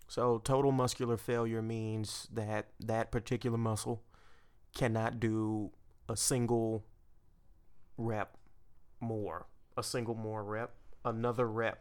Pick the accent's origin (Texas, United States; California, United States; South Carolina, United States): Texas, United States; Port Arthur; I grew up with the Gulf of Mexico in my backyard